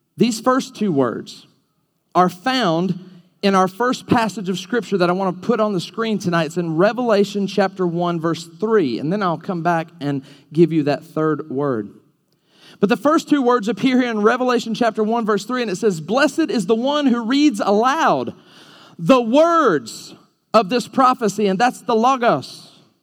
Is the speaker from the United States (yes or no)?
yes; Alabama, United States; I'm from Alabama.